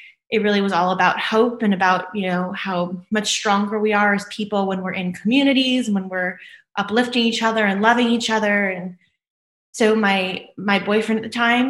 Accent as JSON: {"language": "English", "town": "New Orleans", "region": "Louisiana", "country": "United States", "moved": "yes", "said": "I'm from New Orleans, Louisiana originally, but I kind of travel a little bit all over the world now"}